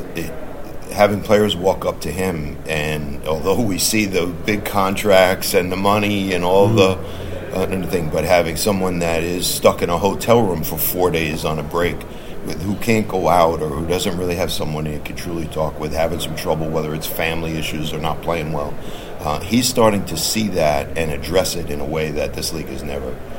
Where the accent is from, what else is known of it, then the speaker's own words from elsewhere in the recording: New York, United States; now in Boston, United States; growing up in New York